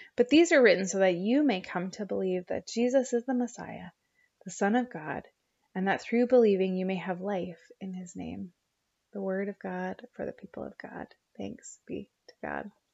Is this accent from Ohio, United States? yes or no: no; Oregon, United States; I grew up in eight Oregon